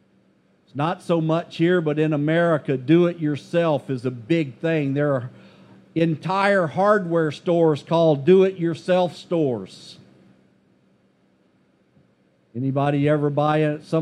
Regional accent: United States; as an American

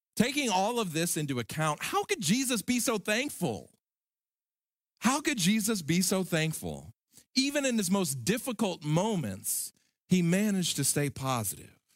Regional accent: Alabama, United States; In my home state of Alabama, there's a little town called Enterprise.

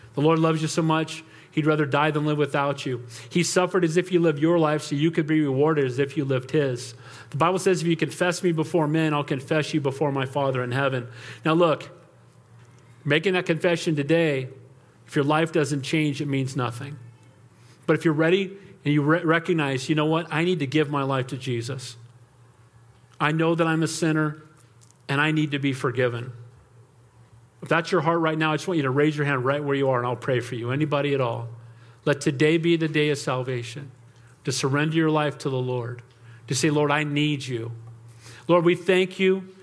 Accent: United States; I'm American

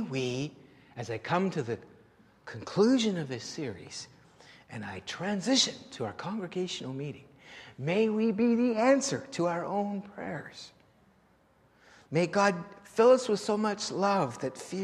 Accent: Canada; We're your Canadian.

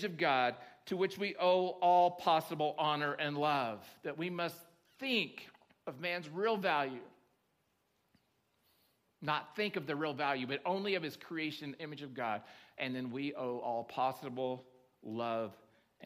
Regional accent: Oklahoma, United States; now in Nevada County, United States; I grew up in Oklahoma

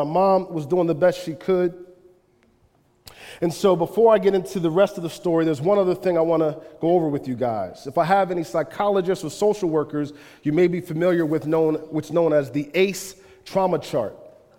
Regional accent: Chester, Pennsylvania, United States; born there; I was born in Chester, Pennsylvania. Chester, Pennsylvania is a depressed town besides like two industries, oil refinery and medical.

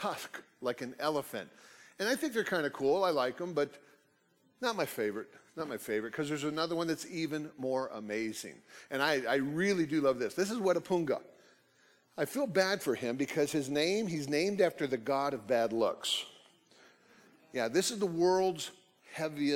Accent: United States; also born or lived in Oklahoma; I grew up in Texas, Oklahoma, off and on

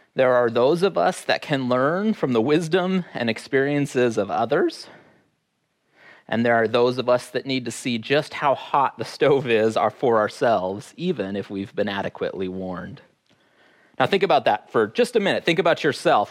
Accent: Fairbanks, Alaska, United States; growing up in Fairbanks

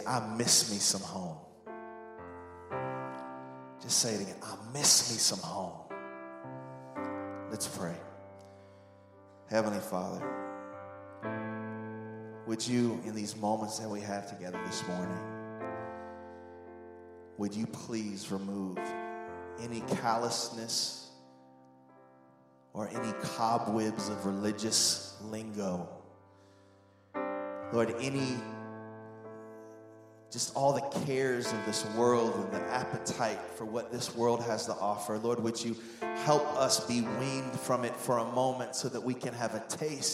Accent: Indianapolis, Indiana, United States; moved away as an adult; also born or lived in Anderson, Indiana; when I first moved from Indianapolis to go to college at Anderson University.

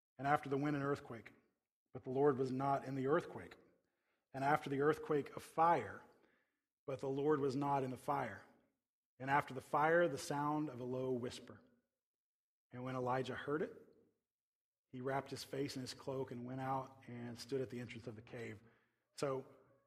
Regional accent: Tornado Alley, United States; I grew up in the Tornado Alley

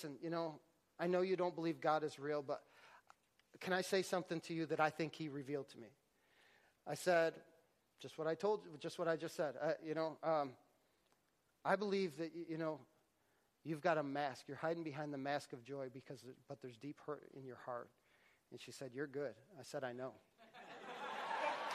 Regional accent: Syracuse, New York, United States; I'm from Syracuse, New York

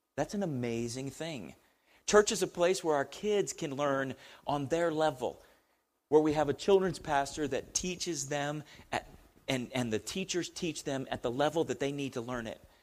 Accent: United States; we we're Americans

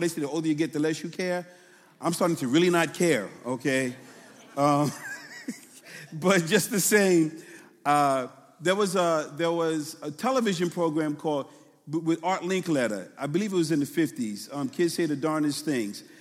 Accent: New York City, New York, United States; I'm from New York City, right? So, and I'm from Brooklyn more so. So we talk real fast

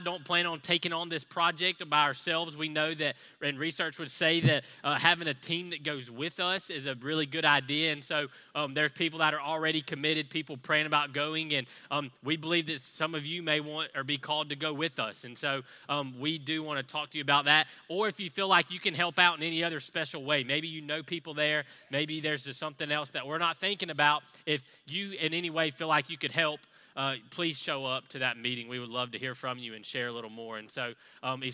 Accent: Athens, United States; moved away; we're actually both from the Athens area

